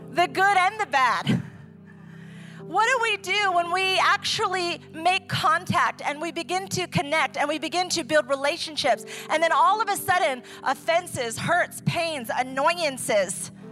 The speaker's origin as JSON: {"language": "English", "country": "Ecuador", "tie": "born or raised there", "also_born_or_lived": "New York, United States", "second_language": "English", "said": "I am originally from New York. I was raised, you know, I'm an Italian Jewish Christian who grew up in Ecuador. If I want to get my point across, I can use two languages."}